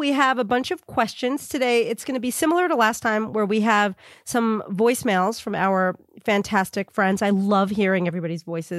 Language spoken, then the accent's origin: English; New York, United States; also born or lived in Brooklyn; now in Los Angeles, United States; Like, I'm a Brooklyn girl, and I was born in Brooklyn, raised on Long Island. I left New York. I try really hard not to speak like a New Yorker